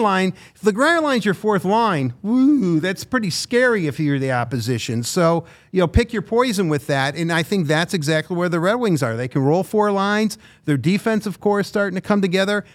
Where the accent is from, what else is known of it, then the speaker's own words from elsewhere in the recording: Detroit, Michigan, United States; growing up here in Detroit